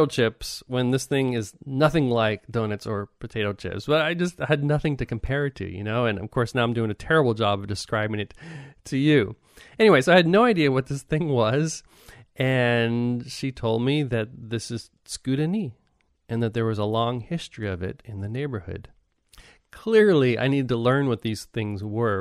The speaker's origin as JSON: {"language": "English", "country": "United States", "moved": "yes", "lives_now": "Japan", "said": "as an American"}